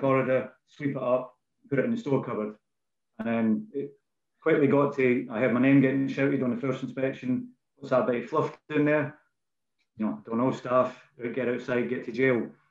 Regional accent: Bannockburn, Scotland, United Kingdom; as you can tell probably by my accent. Um, I'm a, born in a, a place called Bannockburn, um, which is in Scotland

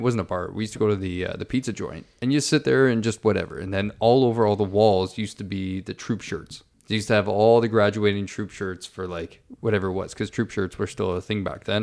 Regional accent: St. Catharines, Ontario, Canada; moved away; my hometown of Saint Catharines

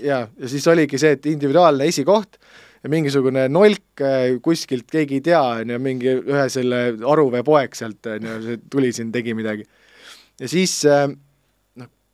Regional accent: Pärnu, Pärnu County, Estonia; üles olen kasvanud Pärnus, see Riia-poolses linna otsas, eramajade rajoonis

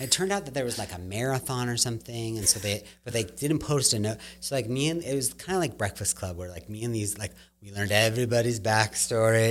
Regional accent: Claremont, California, United States; I grew up in Claremont. We lived in Claremont

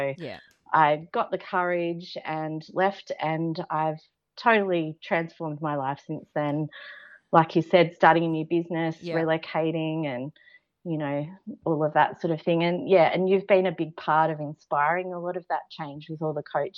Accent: Central Coast, New South Wales, Australia; I grew up on the Central Coast with a lovely beach lifestyle

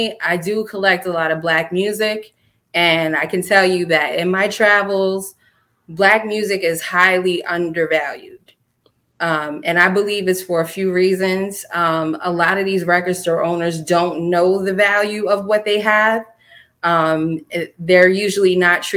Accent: Mount Vernon, New York, United States; I love Mount Vernon. That's my hometown. I was born and raised there.

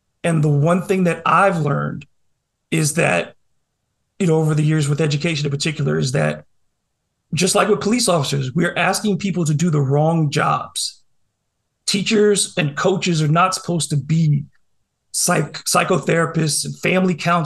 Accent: New Orleans, Louisiana, United States; I grew up in Algiers. I went to Edna Carr. And as a New Orleanian

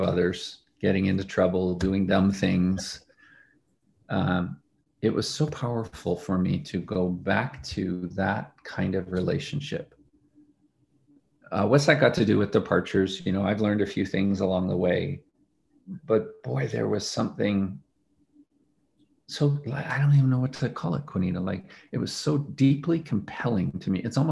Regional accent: Edmonton, Alberta, Canada; moved away as an adult; I left Canada, where I grew up. I left my hometown of Edmonton

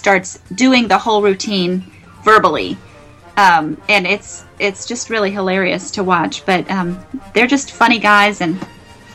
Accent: Daytona Beach, Florida, United States; also born or lived in Orlando; I grew up in Daytona Beach and Central Florida, Orlando area

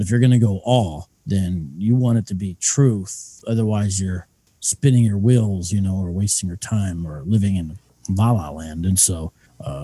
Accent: Columbus, Ohio, United States; now in Phoenix, United States; I'm originally from Columbus, Ohio

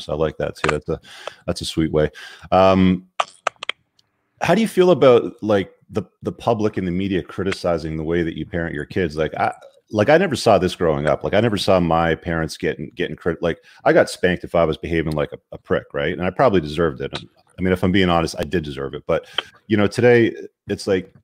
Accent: Canada

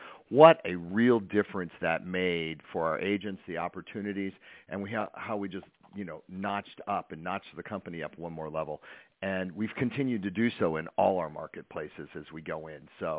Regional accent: United States; also born or lived in Palm Springs / Sedona; now in Las Vegas, United States; And I'm from Lake Tahoe, and I ended up going back to Lake Tahoe to my family.

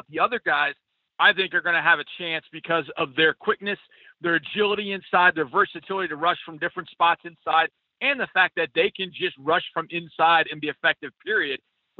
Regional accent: Wisconsin, United States; born there; As I said earlier, the Packers are my second favorite team growing up since I was born in Wisconsin.

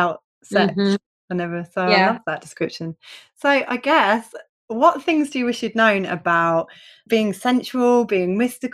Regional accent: United Kingdom; I'm so British

